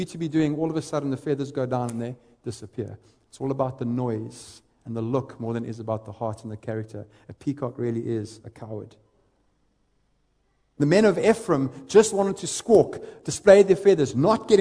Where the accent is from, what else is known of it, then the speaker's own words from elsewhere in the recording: East London, Eastern Cape, South Africa; I grew up in the Eastern Cape, a little town, a little city called East London